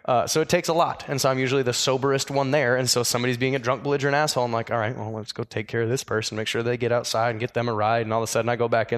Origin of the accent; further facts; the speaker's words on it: Iowa, United States; I grew up in Iowa